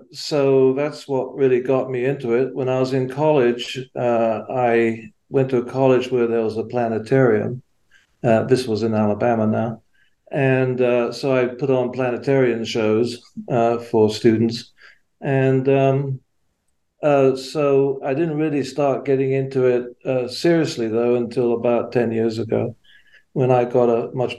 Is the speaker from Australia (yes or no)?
no; England, United Kingdom; moved away; I was born and raised in England, as you can probably tell by my accent.